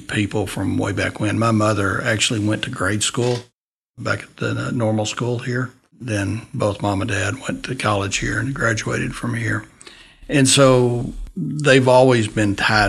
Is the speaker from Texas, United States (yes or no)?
yes; Dimmitt, Texas, United States; also born or lived in Canyon, Texas; Born in Canyon. And at 3 years old, we moved to Dimmitt. And so I've been there basically